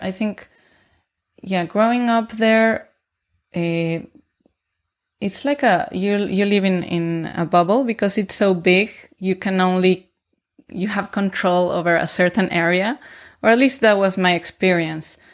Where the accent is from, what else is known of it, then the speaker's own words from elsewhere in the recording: Mexico City, Mexico; moved away as an adult; also born or lived in Toronto; now in Bremen, Germany; I grew up in the south part of the city in a well in a gated community uh, next to El Bosque de Tlalpan.